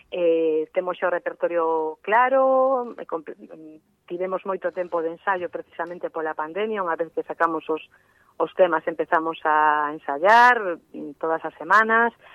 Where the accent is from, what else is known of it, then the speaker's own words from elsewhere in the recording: Vigo / Redondela, Galicia, Spain; somos de Vigo, mm. eh, de Vigo, de Redondela